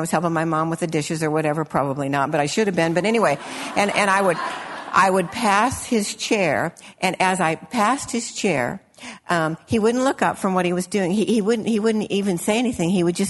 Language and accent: English; Illinois, United States; when I was a little girl and I grew up in Illinois